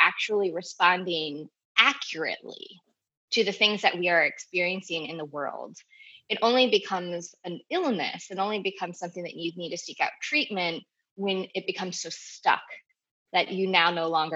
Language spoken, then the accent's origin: English; Southern New Jersey, United States; I grew up in Southern New Jersey, pretty stereotypical suburban upbringing